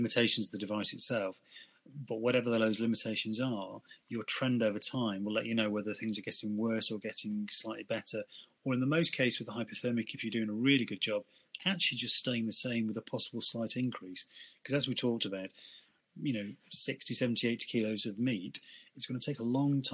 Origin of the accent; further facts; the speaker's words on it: United Kingdom; Being very British